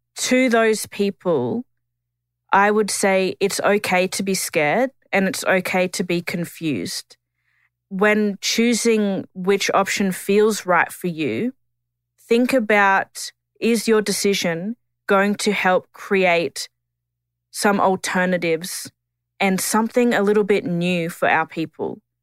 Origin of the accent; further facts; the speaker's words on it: Tiwi, Northern Territory, Australia; I'm a Gullambringan Dungalaba Tiwi woman